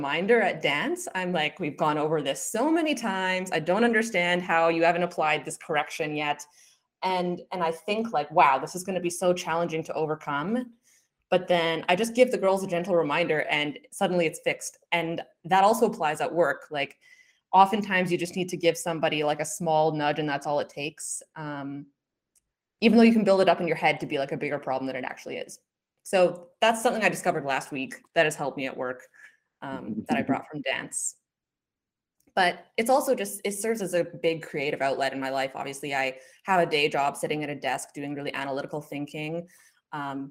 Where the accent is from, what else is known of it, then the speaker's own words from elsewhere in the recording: Edmonton, Alberta, Canada; I was born and raised here in Edmonton, where I am today.